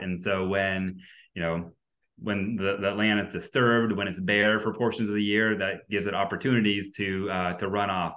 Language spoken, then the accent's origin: English; New Hampshire, United States; I'm from New Hampshire.